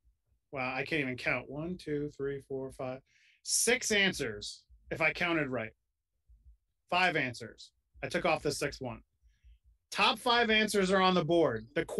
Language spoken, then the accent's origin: English; Oceanside, New York, United States; moved away; I grew up on Long Island.